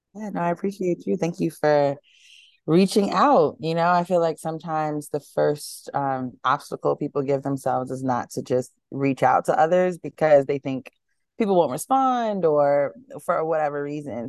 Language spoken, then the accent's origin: English; New York City, New York, United States; moved away as an adult; also born or lived in Boston / Atlanta, Georgia; grew up, born and raised in Harlem